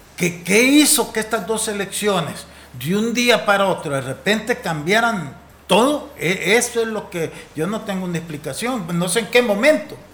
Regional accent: El Salvador

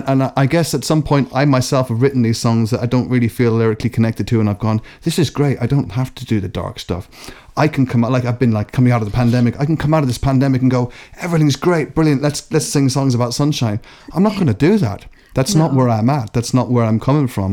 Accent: Ireland; moved away; also born or lived in Scotland; I was born in Scotland, um, but I, uh, because I spent spent the bulk of my time in Ireland.

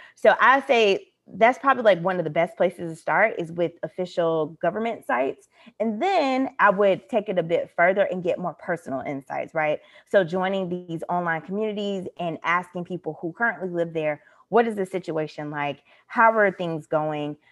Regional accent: United States; moved away; I'm speaking as an American citizen with American passport

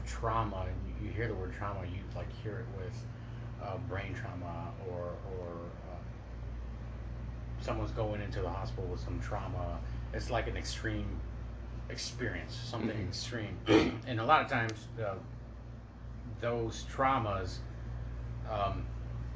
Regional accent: Detroit, Michigan, United States; Grew up in Detroit

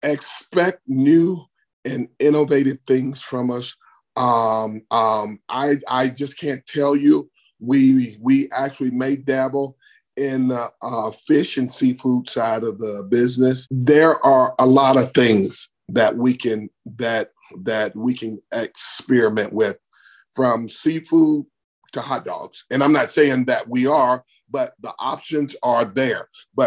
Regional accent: Bessemer, Alabama, United States; born or raised there

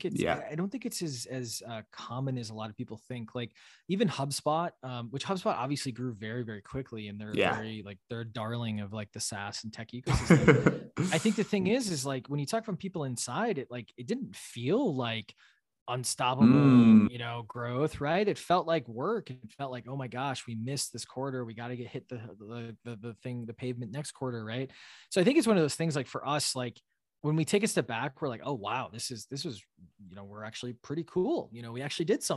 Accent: Wisconsin, United States; moved away as an adult; also born or lived in Washington, D.C.; now in Boston, United States; I grew up milking cows in Wisconsin.

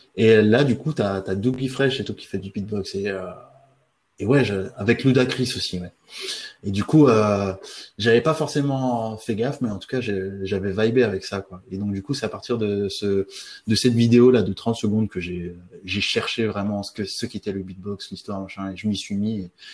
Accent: French Guiana; j'ai grandi en Guyane française

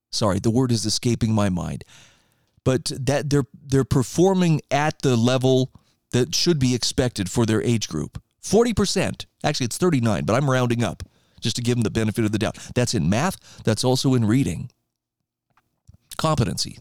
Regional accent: Idaho, United States; my home state of Idaho

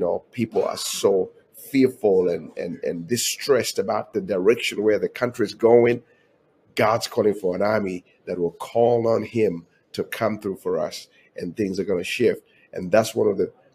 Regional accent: Uganda; moved away as an adult; now in United States

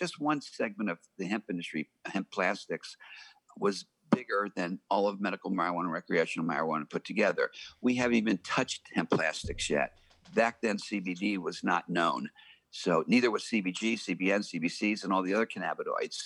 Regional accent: Miami, Florida, United States; moved away; also born or lived in California / Arizona; I grew up in Miami, Florida

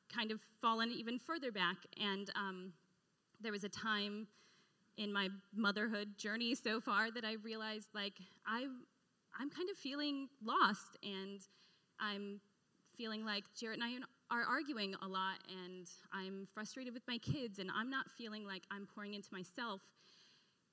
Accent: the Northwest, Pacific Northwest, United States; now in Florida, United States; I grew up in the Northwest

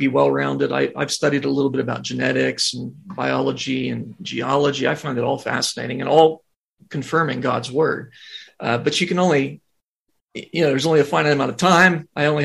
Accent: Ohio, United States; I grew up in Ohio

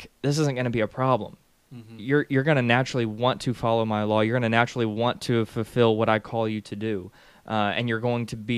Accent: Arkansas, United States; now in Tennessee, United States; I'm from Arkansas.

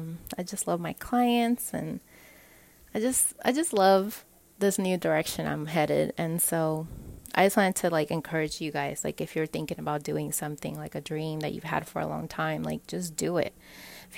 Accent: Puerto Rico; moved away; I'm from Puerto Rico

